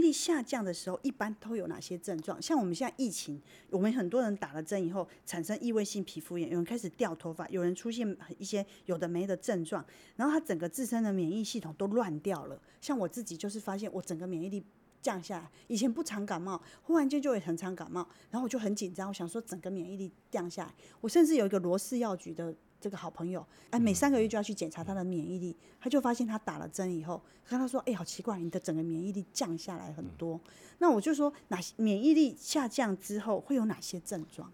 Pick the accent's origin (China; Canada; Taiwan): Taiwan; 我身为台湾人，跟石文医师是同样在台湾这个岛